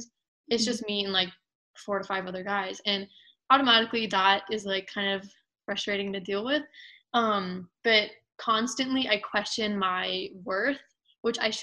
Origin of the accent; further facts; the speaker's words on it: United States; I was born in America. I've lived here all my life.